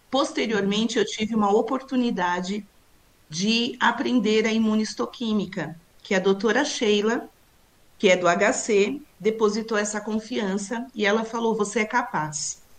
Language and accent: Portuguese; São Paulo, Brazil; É, eu sou de São Paulo, sempre a... morei aqui, né?